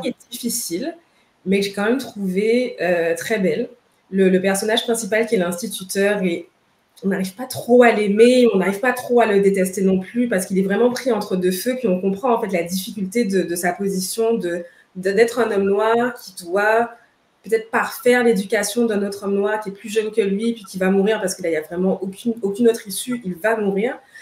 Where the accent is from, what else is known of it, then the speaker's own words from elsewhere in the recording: Guadeloupe; now in Montreal, Canada; je suis de la Guadeloupe